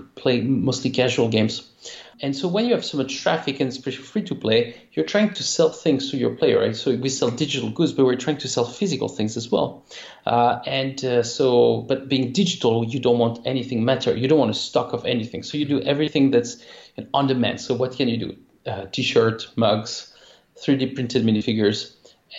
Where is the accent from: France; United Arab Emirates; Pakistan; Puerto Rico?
France; accent: French; English is a second language; moved away as an adult; also born or lived in San Francisco, United States; now in Poland; I'm actually French, as you can tell from my accent. But I moved to Poland 5 years ago